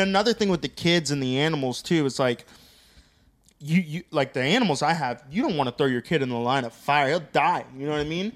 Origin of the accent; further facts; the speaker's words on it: Loxahatchee, Florida, United States; we're all from Loxahatchee, bro. We grew up rough and tough